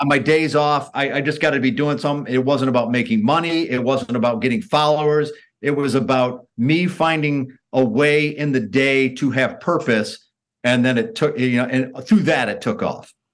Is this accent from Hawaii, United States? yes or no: no; near Detroit, Michigan, United States; moved away as an adult; also born or lived in Denver; I grew up near Detroit